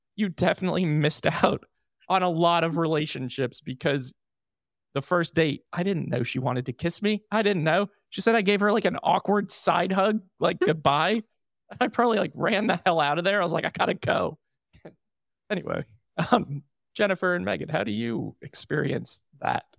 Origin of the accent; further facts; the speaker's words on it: New York, United States; moved away; I'm from New York.